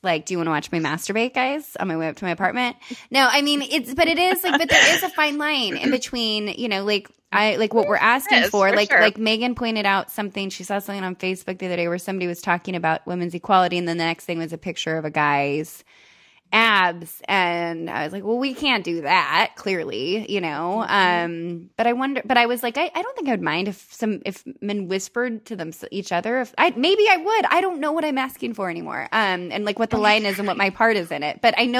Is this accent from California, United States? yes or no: yes; California, United States; It's like being a Californian is tits.